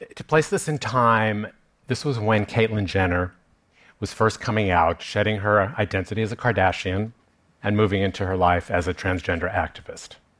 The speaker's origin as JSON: {"language": "English", "region": "New York", "country": "United States", "tie": "born or raised there", "said": "I grew up here in New York, I went to high school not that far from here"}